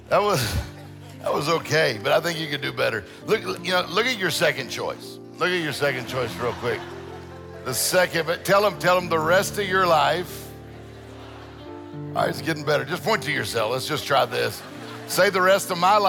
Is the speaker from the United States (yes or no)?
yes; Mississippi Gulf Coast, United States; moved away as an adult; also born or lived in Meridian, Mississippi; now in Detroit, United States; I grew up in, my all family's from Meridian, and then I grew up down on the coast, but it's good to be back in Mississippi